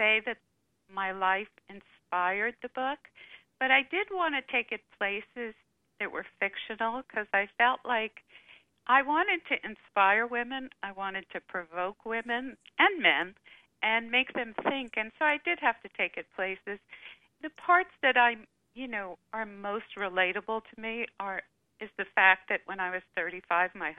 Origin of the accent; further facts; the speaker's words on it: New York, United States; I grew up in New York, in Manhattan